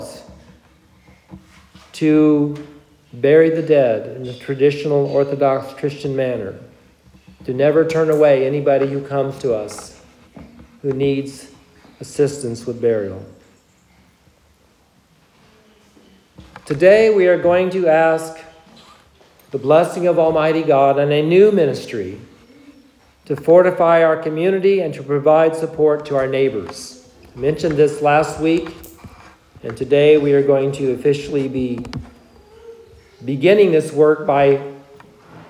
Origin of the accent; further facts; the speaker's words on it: United States; our beloved country, the United States of America